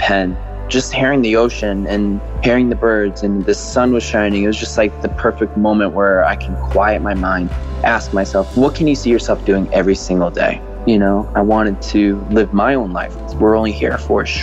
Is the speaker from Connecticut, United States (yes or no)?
yes; Waterbury, Connecticut, United States; I grew up in Waterbury, Connecticut